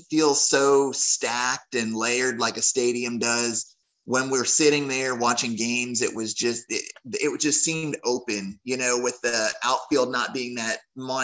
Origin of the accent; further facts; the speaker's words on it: Pittsburgh, Pennsylvania, United States; I'm from Pittsburgh